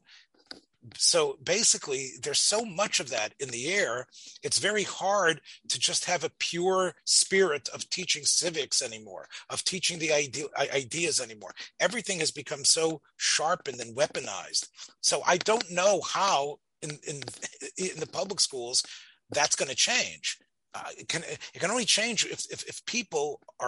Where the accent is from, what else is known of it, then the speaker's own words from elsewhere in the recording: Tennessee, United States; moved away; I came from Tennessee, so we needed to know about the history of our state and about our the specific constitution in the eighth grade.